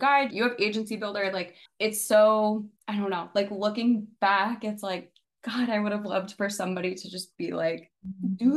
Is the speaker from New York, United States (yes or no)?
yes; New York, United States; moved away; I'm originally from New York